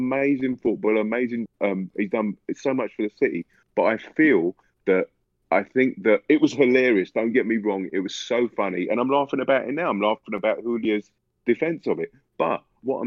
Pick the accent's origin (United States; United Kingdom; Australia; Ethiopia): United Kingdom; London; I'm from London